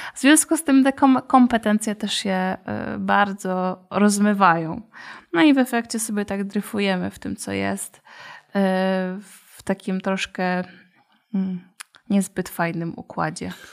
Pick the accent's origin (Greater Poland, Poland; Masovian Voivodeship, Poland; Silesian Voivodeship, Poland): Silesian Voivodeship, Poland; Katowice; u nas w Katowicach